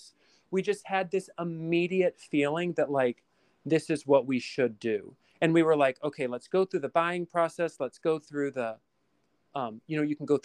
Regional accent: LaGrange, United States; now in Astoria, New York, United States; as a kid, like growing up in LaGrange, and we had this really cute downtown with like the train that would go down the middle

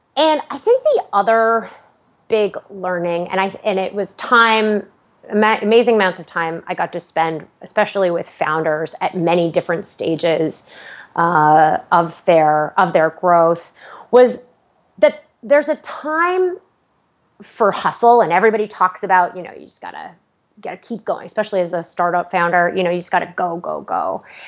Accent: Aurora, Ontario, Canada; moved away as an adult; now in United States; I grew up, uh, just outside of Toronto, uh, in the lovely suburb of Aurora

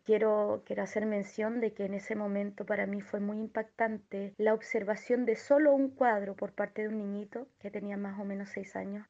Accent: Chile; artista plástica inclusiva, soy chilena

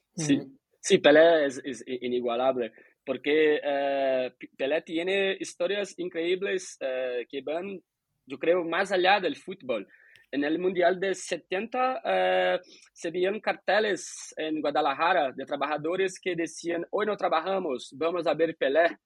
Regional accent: Brazil; como brasileño

